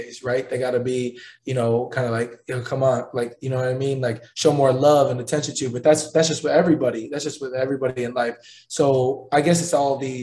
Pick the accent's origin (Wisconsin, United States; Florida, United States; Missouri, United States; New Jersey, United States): Wisconsin, United States; Milwaukee; now in Indianapolis, United States; my hometown, the Bucks